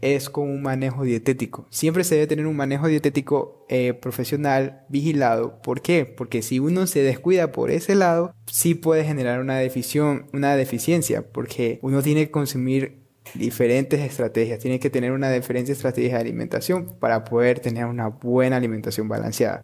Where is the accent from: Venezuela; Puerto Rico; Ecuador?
Ecuador; en Ecuador, que es de donde yo vengo